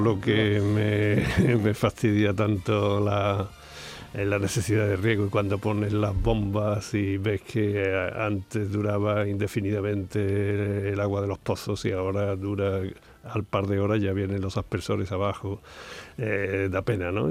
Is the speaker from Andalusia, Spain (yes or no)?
yes; Andalusia, Spain